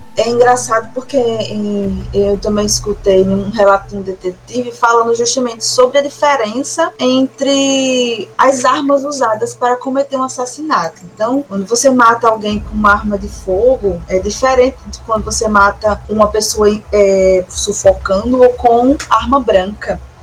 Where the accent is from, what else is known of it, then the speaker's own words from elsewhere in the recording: São João de Meriti, Rio de Janeiro, Brazil; eu sou meritiense, em São João do, do Meriti, no Rio de Janeiro.